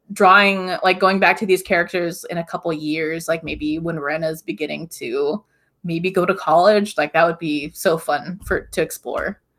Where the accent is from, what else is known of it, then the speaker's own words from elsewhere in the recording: Hawaii, United States; I grew up in Hawaii, so I'm just surrounded by, like, neon sky, blue oceans